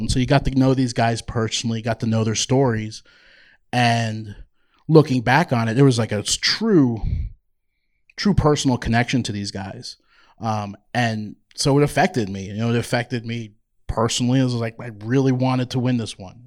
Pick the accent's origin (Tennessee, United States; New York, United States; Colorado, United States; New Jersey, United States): New Jersey, United States; Toms River; moved away as an adult; also born or lived in Georgia; now in Boise, United States; I was born in Toms River, New Jersey. Um, so depends on certain words. You might see that accent pop out from time